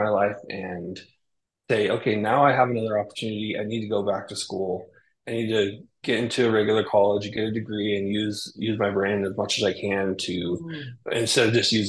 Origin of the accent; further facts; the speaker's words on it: Hollister, California, United States; moved away as an adult; also born or lived in Monterey, California / Arizona; now in Montana, United States; So originally I was born in Hollister, well, born in Monterey, California. Then we moved over to our I went back home to Hollister, so it's a small town.